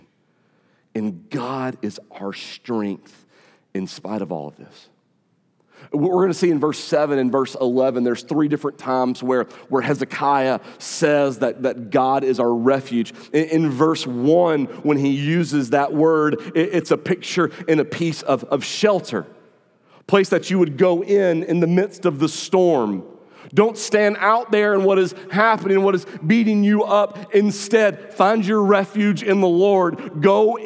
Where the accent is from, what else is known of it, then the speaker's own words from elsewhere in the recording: North Augusta, South Carolina, United States; North Augusta is my hometown